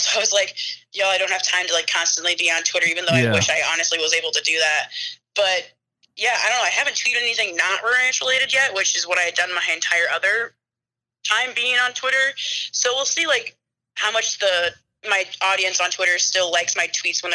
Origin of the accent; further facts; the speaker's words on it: Waterloo, Iowa, United States; I am originally from Waterloo, Iowa, born and raised Hawkeye fan.